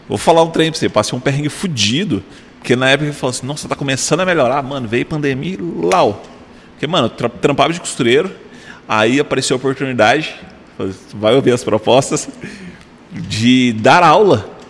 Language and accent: Portuguese; Tocantins, Brazil; Eu falei, sou lá do Tocantins, eu vim pra cá pra fazer o curso.